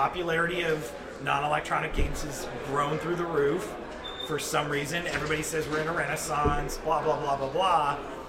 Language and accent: English; Burlingame, California, United States; I grew up in Burlingame, actually. Right here in San Francisco.